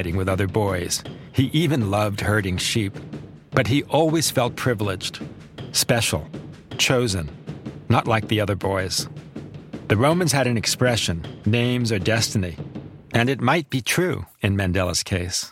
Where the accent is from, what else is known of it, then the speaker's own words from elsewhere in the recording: United States; as an American